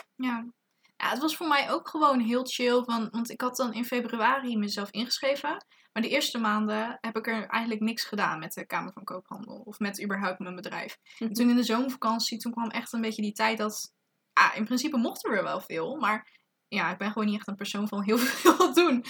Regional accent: Zeeland, Netherlands; moved away as an adult; now in Tilburg, Netherlands; eigenlijk uit Zeeland kom. Maar ondertussen ook gewoon in het eh, interessante Tilburg woon.

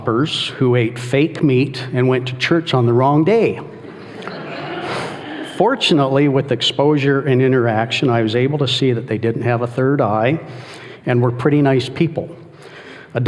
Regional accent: Calgary, Alberta, Canada; I was born in Calgary, Alberta, Canada, the youngest of 12 children

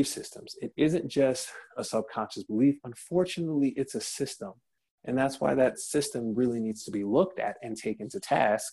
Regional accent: Detroit, Michigan, United States; in my hometown of Detroit, Michigan

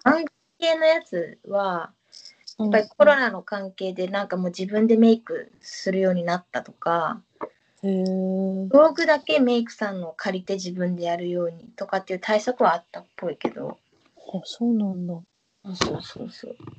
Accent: Fukuoka, Japan; accent: Hakata dialect; now in Tokyo, Japan; 絶対にうちタメ口でも博多弁話さんも、東京では。

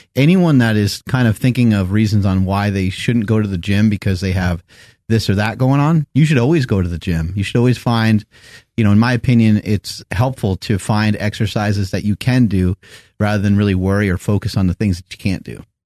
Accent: New York, United States; growing up in New York

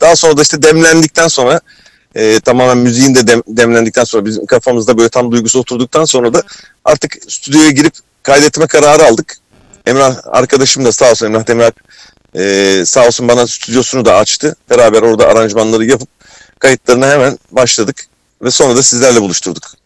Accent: Kırklareli, Turkey; Kırklareli'yim. Öncelikle Kırklareli'de doğdum.

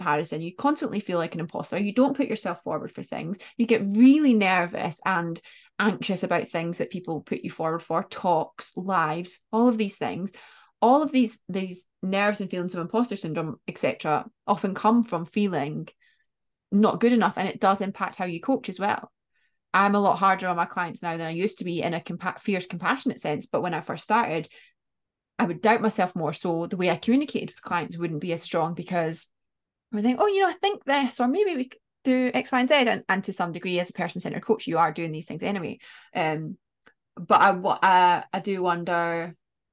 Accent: Scotland, United Kingdom; because I'm Scottish

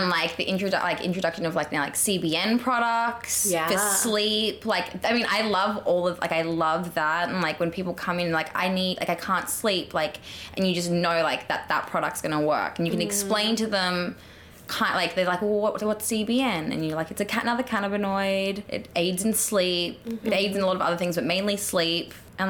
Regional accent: Australia; Like, you from New Zealand? I'm like, no, Australian.

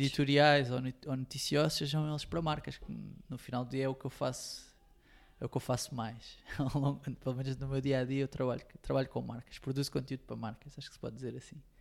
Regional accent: Montijo, Setúbal, Portugal; Tenho a sorte de ter amigos do Montijo, de onde eu sou

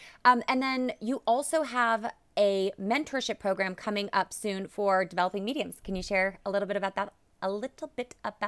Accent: Alaska, United States; So I grew up in Alaska. My mom and dad were in the military, and so that's how we ended up living in Alaska.

